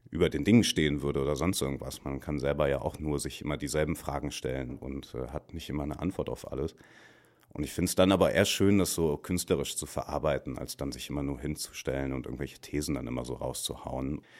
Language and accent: German; Dortmund, North Rhine-Westphalia, Germany; Auch Dortmund, meine Heimat, irgendwie auch das Ruhrgebiet, der, der Schlag Menschen, der dort haust.